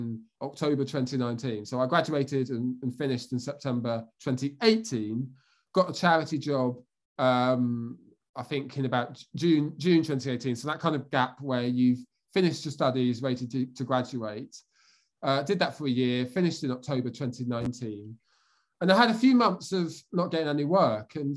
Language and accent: English; Bedfordshire, East of England, United Kingdom; I'm from Bedfordshire, which is kind of East Anglia, kind of near Milton Keynes, that sort of area.